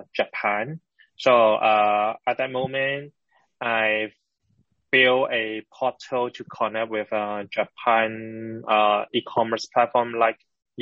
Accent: Hong Kong; I born and raised in Hong Kong

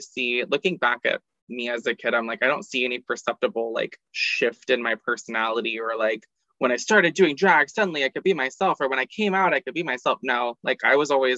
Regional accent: Orlando, Florida, United States; also born or lived in St. Augustine; Originally from Orlando. Lived there till I was 18

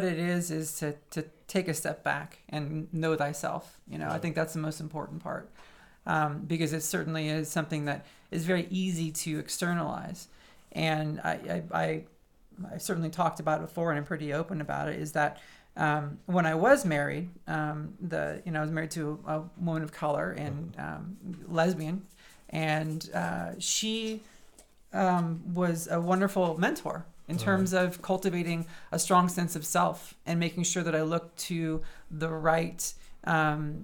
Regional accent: San Francisco area, California, United States; moved away as an adult; also born or lived in Manhattan, New York; now in Phoenix, United States; I grew up in the shadow of San Francisco.

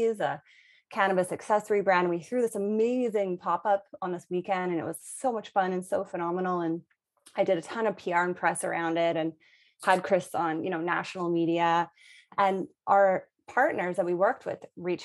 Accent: British Columbia, Canada; I'm from British Columbia. So I'd always been around cannabis my whole life.

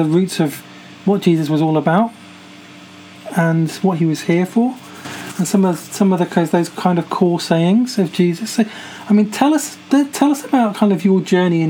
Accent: United Kingdom; my country is partly responsible for this

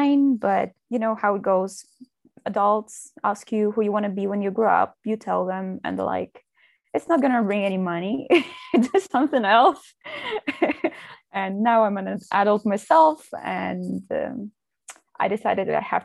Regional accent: Moscow, Russia; moved away as an adult; now in Spain; I'm from Russia. I was born and raised in Moscow, where I finished school

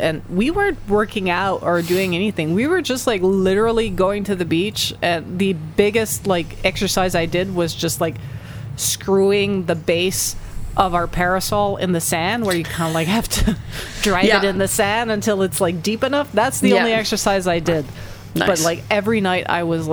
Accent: Montreal, Quebec, Canada; we're all from Montreal and this area

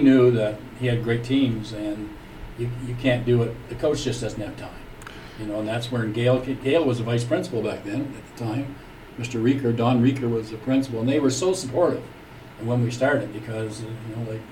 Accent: Petitcodiac, New Brunswick, Canada; moved away as an adult; now in Sussex, Canada; I'm from Petty Kodiak

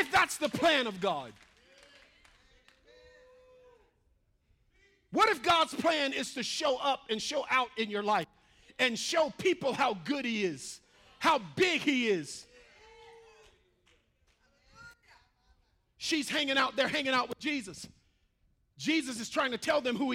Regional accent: the South, United States; moved away; I grew up in the South

